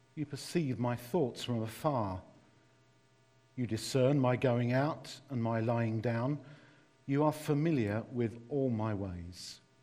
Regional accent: London, United Kingdom; accent: East London; my East London accent

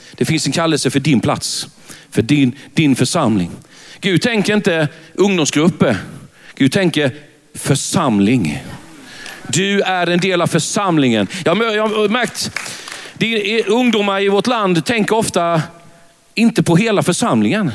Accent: Värnamo, Jönköping County, Sweden; accent: Värnamo dialect; jag är född i Värnamo. Det, det går inte att ta miste på det när man är ute i landet. Så säger de, när de lyssnar på en, ja mm, vi hör på din dialekt att du är från Värnamo, säger

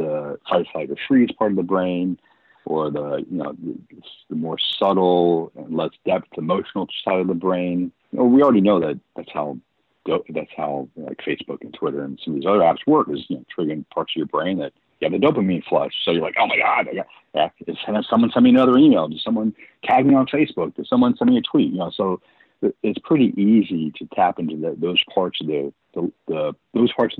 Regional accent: United States; as an American

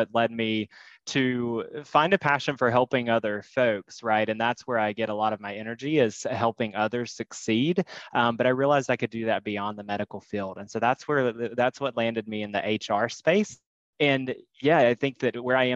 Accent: North Carolina, United States; moved away as an adult; now in Chicago, United States; I'm from, born and raised in North Carolina

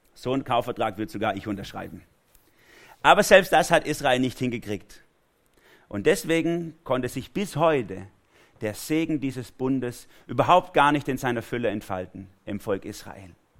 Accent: Germany; für mich als Deutscher

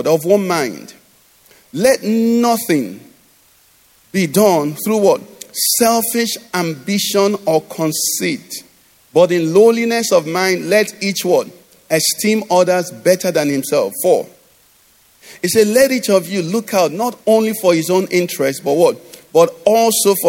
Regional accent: Enugu, Enugu State, Nigeria; growing up in Enugu

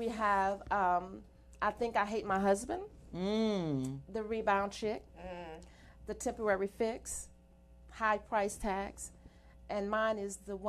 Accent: Amite, Louisiana, United States; moved away; also born or lived in Georgia; I'm from originally from Louisiana

